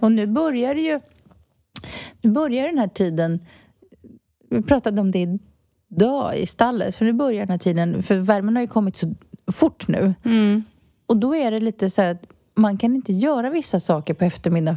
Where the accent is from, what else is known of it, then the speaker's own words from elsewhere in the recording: Stockholm, Stockholm County, Sweden; moved away as an adult; now in Spain; Jag är ju uppvuxen i Stockholms innerstad